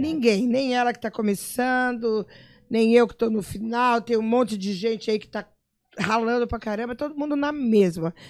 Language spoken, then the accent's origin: Portuguese; São Paulo, Brazil; moved away as an adult; also born or lived in Rio de Janeiro; now in Campo Grande, Brazil; Sou nascida em Campo Grande, fui com um, um ano de idade para São Paulo e voltei com 30